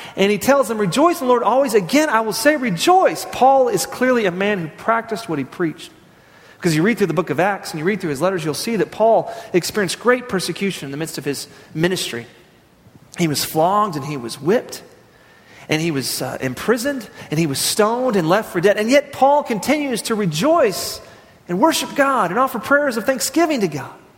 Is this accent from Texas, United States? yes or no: yes; Midland, Texas, United States; I grew up in West Texas.